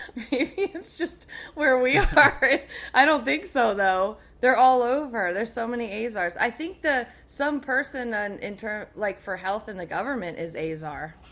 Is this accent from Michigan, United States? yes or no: no; near Allentown, Pennsylvania, United States; Near Allentown.